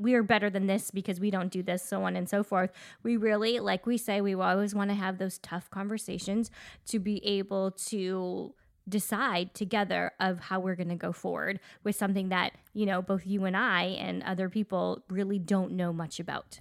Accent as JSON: {"language": "English", "country": "Canada", "said": "we are Canadian"}